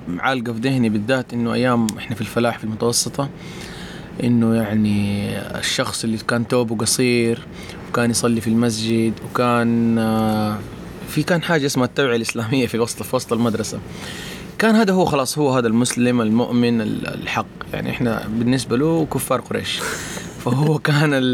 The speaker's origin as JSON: {"language": "Arabic", "town": "Mecca", "region": "Makkah Province", "country": "Saudi Arabia", "also_born_or_lived": "Riyadh", "said": "انا اصلا مو من الطائف، انا جاي من مكه"}